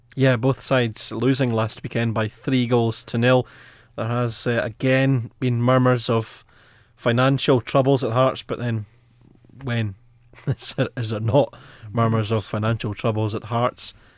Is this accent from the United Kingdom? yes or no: yes; Edinburgh, Scotland, United Kingdom; I grew up in Edinburgh